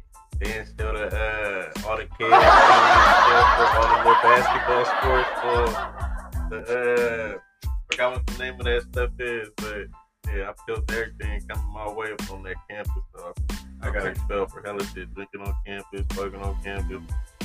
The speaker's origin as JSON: {"language": "English", "region": "California", "country": "United States", "tie": "born or raised there", "said": "I mean, it was regular. You know, coming up on the west, you know, it's a little bit different, though."}